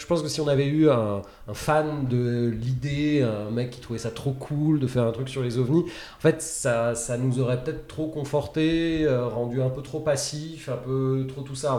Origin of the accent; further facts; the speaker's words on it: France; on est français